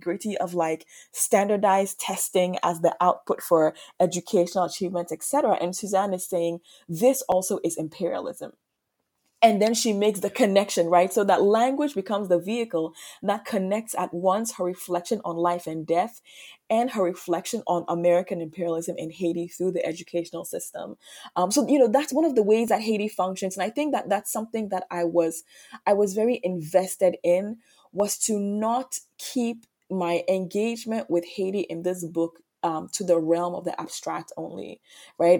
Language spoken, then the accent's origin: English; Ghana; also born or lived in Martinique; now in United States; I was born in Ghana, I grew up in Ghana